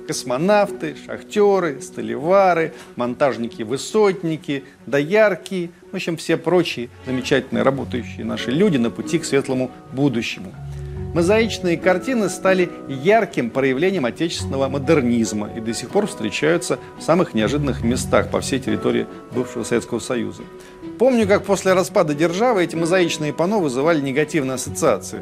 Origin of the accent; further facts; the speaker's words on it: Russia; у себя на родине здесь, в России